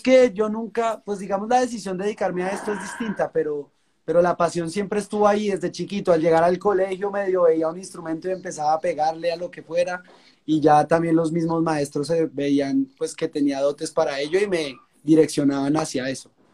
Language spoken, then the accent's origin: Spanish; La Calera, Cundinamarca, Colombia; de Colombia, de La Calera, Cundinamarca, un municipio que queda pues bien cerca a la capital, a Bogotá